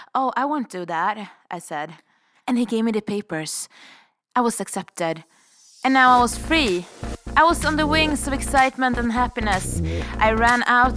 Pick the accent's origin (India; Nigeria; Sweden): Sweden; moved away as an adult; also born or lived in Stockholm; now in Revelstoke, Canada; I'm a vagabond from Sweden, currently living the powder dream of Revelstoke.